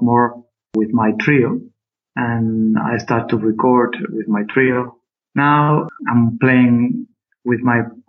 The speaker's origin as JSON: {"language": "English", "town": "Barcelona", "region": "Catalonia", "country": "Spain", "tie": "born or raised there", "said": "I'm from Barcelona. I'm living in Barcelona too now"}